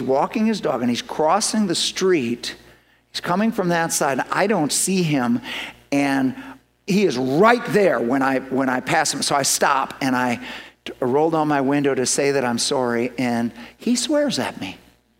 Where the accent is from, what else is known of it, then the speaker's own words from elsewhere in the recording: Ireland; So, I'm Irish.